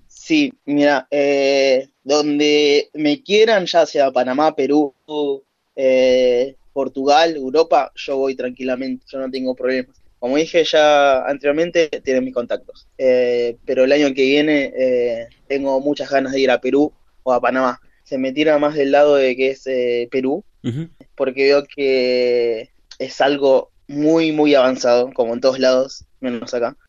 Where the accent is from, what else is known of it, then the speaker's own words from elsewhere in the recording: Argentina; Soy el luchador argentino